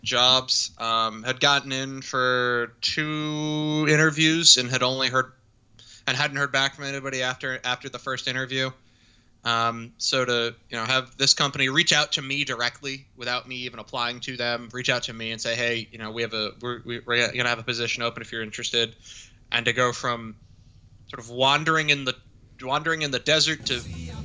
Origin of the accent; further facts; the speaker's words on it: Arlington, United States; I grew up in Arlington